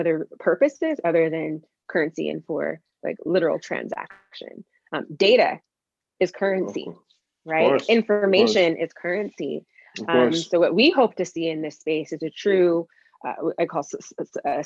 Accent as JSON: {"language": "English", "town": "Portland", "region": "Oregon", "country": "United States", "tie": "born or raised there", "said": "I was from Portland. I was born here."}